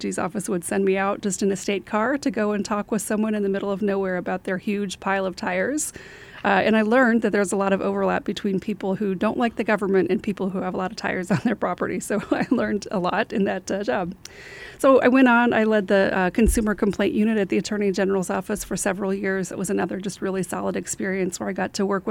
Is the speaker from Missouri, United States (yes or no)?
yes; West Plains, Missouri, United States; also born or lived in Springfield, Missouri / Kansas; where I'm from the Ozarks. I grew up in West Plains, so I'm a Zizzer